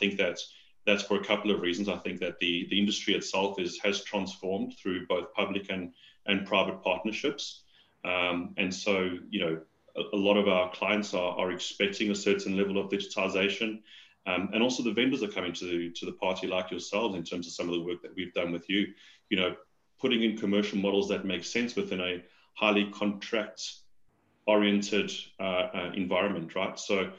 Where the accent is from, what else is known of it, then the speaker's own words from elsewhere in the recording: South Africa; accent: South African; moved away as an adult; now in Australia; So, Paul, as you mentioned, I'm a South African, having recently come to Australia. Well, that doesn't sound too recent now. It's 4 years ago. I'm told I've lost most of my South African accent